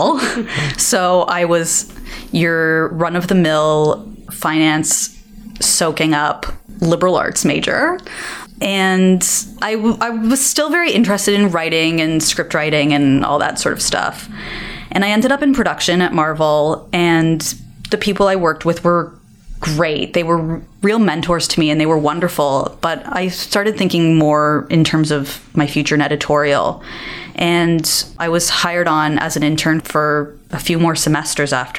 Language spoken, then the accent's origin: English; Toronto, Ontario, Canada; I was born and raised in Toronto